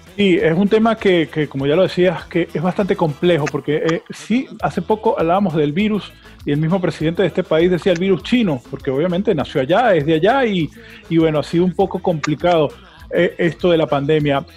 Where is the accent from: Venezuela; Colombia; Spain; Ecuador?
Venezuela; now in United States; nosotros somos latinos, somos venezolanos